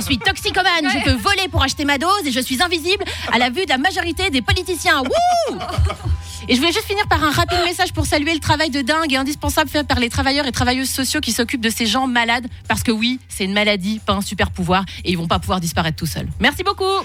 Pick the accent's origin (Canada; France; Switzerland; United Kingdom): Switzerland; Geneva; je suis genevoise